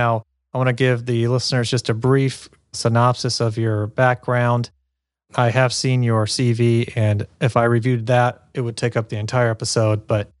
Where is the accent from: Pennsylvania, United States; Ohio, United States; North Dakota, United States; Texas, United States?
Ohio, United States; Cincinnati; Actually, I'm from Cincinnati